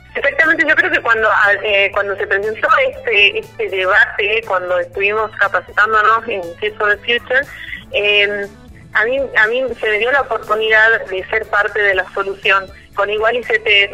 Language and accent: Spanish; La Quiaca, Jujuy, Argentina; now in Tucumán, Argentina; cuando estábamos en La Quiaca, que es el lugar donde nací, de hecho yo soy de La Quiaca